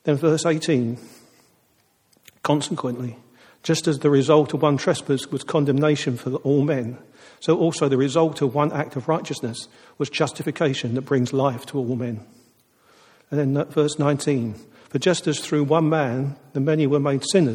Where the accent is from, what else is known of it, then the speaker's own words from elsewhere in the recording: United Kingdom; But we are British